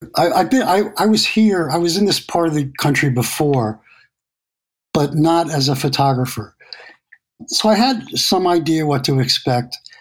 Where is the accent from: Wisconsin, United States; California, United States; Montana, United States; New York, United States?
New York, United States; New York City; I'm from New York City and in the in the 70s and 80s, it was like you would get mugged on your way to the drugstore.